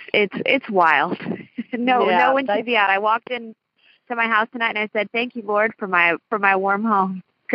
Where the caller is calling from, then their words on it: Louisville, Kentucky, United States; I am calling from Louisville, Kentucky tonight.